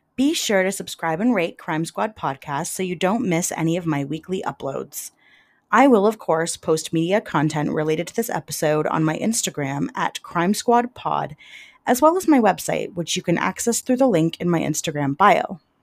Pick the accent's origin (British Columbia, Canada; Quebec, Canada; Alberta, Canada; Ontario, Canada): Ontario, Canada; London; my hometown of London, Ontario